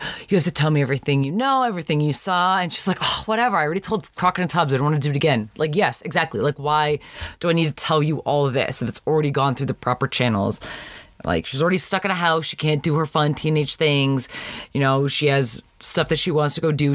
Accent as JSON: {"language": "English", "country": "Canada", "tie": "born or raised there", "moved": "yes", "lives_now": "United States", "said": "growing up in Canada"}